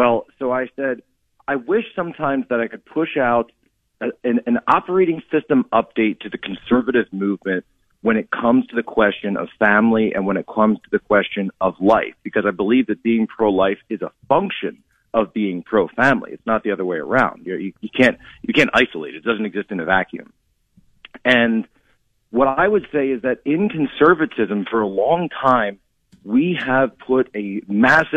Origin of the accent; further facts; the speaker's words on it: Philadelphia, Pennsylvania, United States; moved away; from Pennsylvania originally, the Philadelphia area